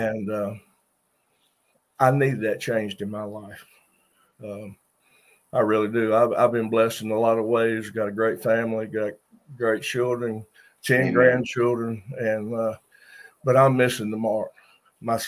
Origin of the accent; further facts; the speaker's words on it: Washington, North Carolina, United States; I'm from Washington, North Carolina.